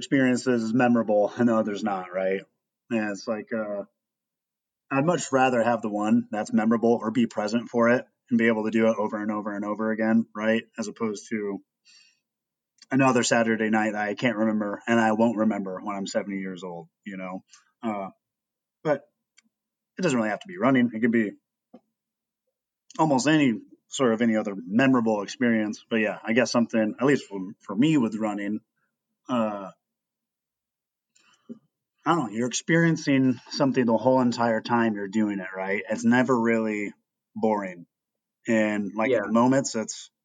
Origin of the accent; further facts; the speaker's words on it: Princeton, Iowa, United States; I grew up in Princeton, Iowa, a real small town on the Mississippi.